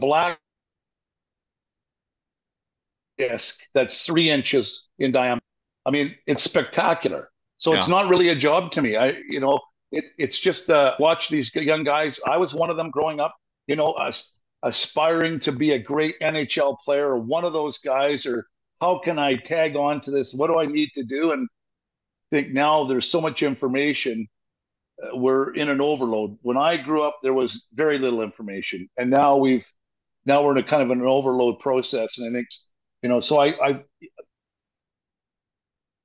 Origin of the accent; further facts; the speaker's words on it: British Columbia, Canada; moved away as an adult; now in Åmål, Sweden; I'm a Canadian